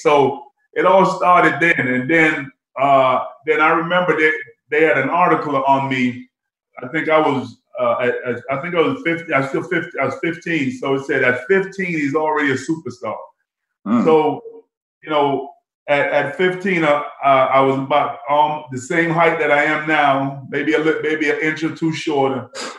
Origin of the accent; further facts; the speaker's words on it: Boston, Massachusetts, United States; Plus, I was growing up in Boston